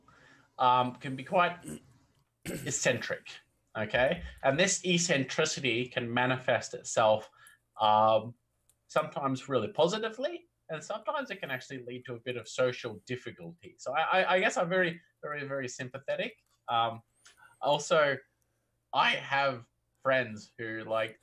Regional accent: Australia; accent: Aussie; I was already born in country Australia, so I can't help but have a little bit of an accent.

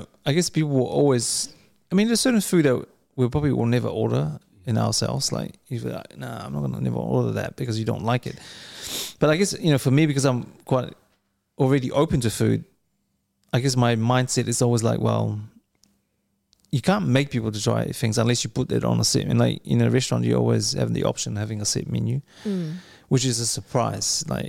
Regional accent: New Zealand; also born or lived in Samoa; if you look at Brussels sprouts growing up in New Zealand, like when we came from Samoa, I was like, what the hell is this?

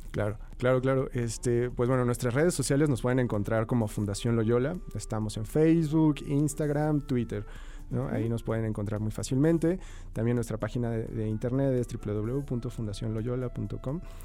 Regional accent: Mexico; como, sociedad mexicana

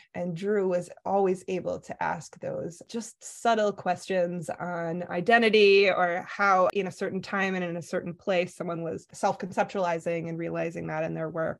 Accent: Midwest, United States; also born or lived in Milwaukee, Wisconsin; I'm from the Midwest

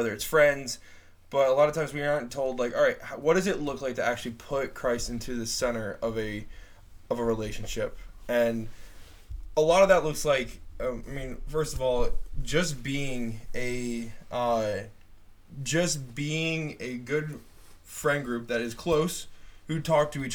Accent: northern New Jersey, United States; I am from Jersey, very northern part of Jersey, not like the city folk or anything like that. I'm from the country part.

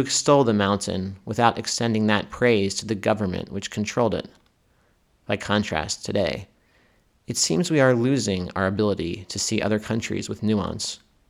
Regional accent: Cheltenham, Pennsylvania, United States; moved away as an adult; also born or lived in Philadelphia / Israel; now in Berlin, Germany; I'm not really from America, I'm from Cheltenham.

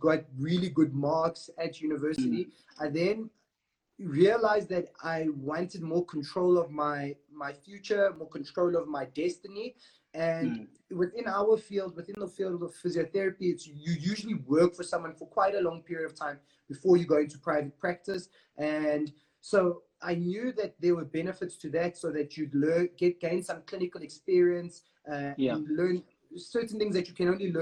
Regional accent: Johannesburg, Gauteng, South Africa; I'm born and bred in Joburg. I grew up in an area called Bez Valley.

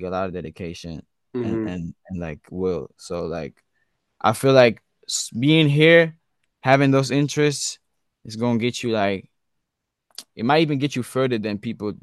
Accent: Basel, Basel-Stadt, Switzerland; I was born and raised in Switzerland. Not Sweden, Switzerland

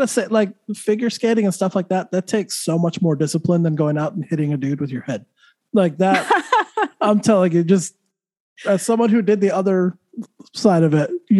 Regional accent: New Mexico, United States; I'm from New Mexico.

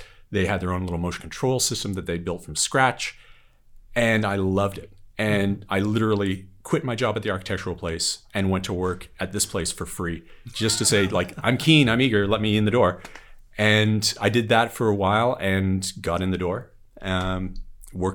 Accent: Ontario, Canada; I grew up in Canada in a very remote part of Ontario called the Snow Belt

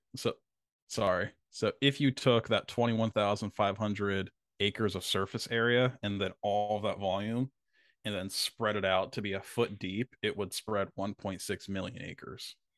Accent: Vineland, New Jersey, United States; my hometown, Vineland, New Jersey

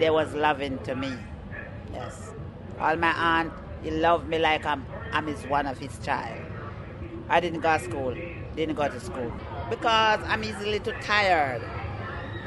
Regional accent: Jamaica; moved away as an adult; I was born in Jamaica

